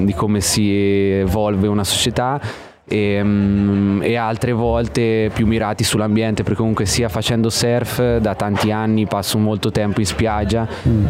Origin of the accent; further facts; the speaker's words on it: Osimo, Marche, Italy; moved away as an adult; also born or lived in Australia; io sono d'Ancona, di Osimo in provincia d'Ancona